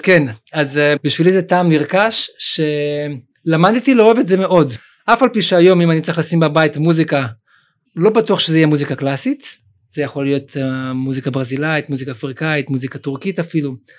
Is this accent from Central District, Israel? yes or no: no; Sderot, Southern District, Israel; born or raised there; also born or lived in Uzbekistan